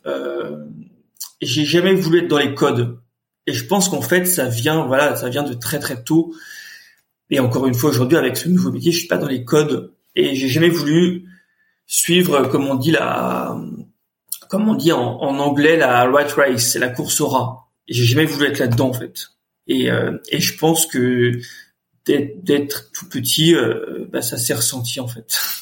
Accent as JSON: {"language": "French", "town": "Nantes", "region": "Pays de la Loire", "country": "France", "tie": "born or raised there", "also_born_or_lived": "Carquefou / Paris", "moved": "as an adult", "said": "je suis né à Nantes, j'ai grandi à Nantes"}